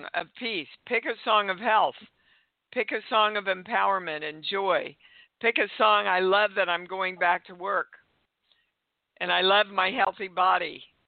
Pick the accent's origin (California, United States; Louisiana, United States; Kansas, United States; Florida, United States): Kansas, United States; I was raised in Kansas